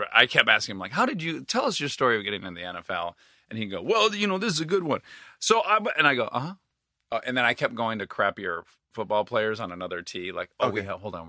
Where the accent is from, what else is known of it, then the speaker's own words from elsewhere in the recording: Milford, Michigan, United States; Milford, Michigan, Highland, Michigan.